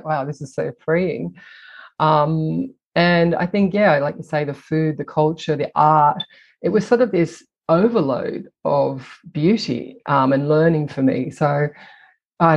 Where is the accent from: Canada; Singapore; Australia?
Australia; moved away; also born or lived in Italy; I'm Australian, but I come from a European background